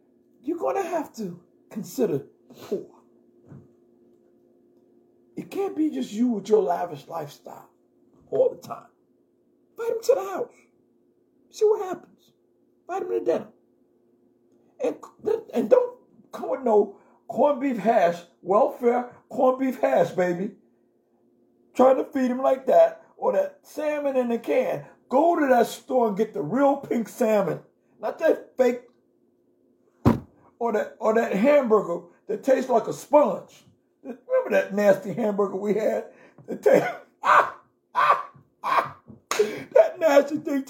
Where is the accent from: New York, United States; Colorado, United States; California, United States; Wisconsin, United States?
New York, United States; New York City; also born or lived in Brooklyn, New York; I came from Jamaica, Queens, New York